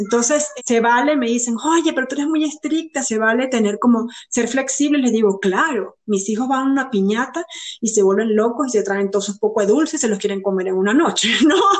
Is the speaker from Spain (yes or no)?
no; Venezuela; siendo venezolana